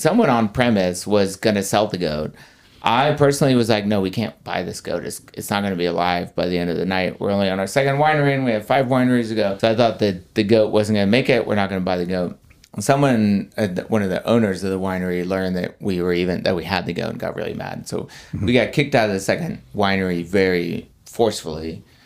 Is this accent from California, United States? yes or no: no; Texas, United States; moved away; I was from Texas